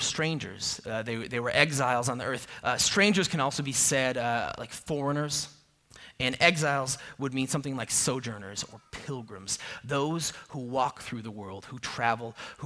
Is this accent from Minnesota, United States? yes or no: yes; a suburb of Minneapolis, Minnesota, United States; now in Arizona, United States; I grew up in a suburb of the Twin Cities in Minnesota, a suburb of Minneapolis